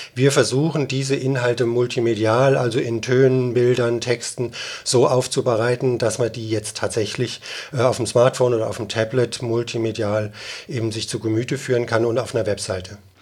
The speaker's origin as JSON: {"language": "German", "country": "Germany", "said": "ich als Deutscher"}